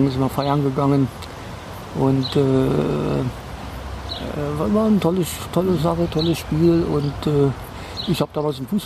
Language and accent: German; Koblenz, Rhineland-Palatinate, Germany; moved away as an adult; also born or lived in Portugal / South America; now in Berlin, Germany; ich wurde im Rheinland geboren, aber in einer äh, kleinen Stadt, also in Koblenz. Da habe ich nicht lange ausgehalten, das war eine Soldatenbeamtenstadt.